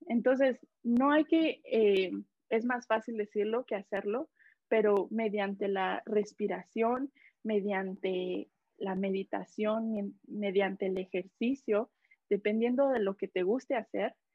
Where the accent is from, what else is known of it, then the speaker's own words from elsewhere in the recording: Mexico; now in Canada; yo soy de México, pero radico aquí en, en Canadá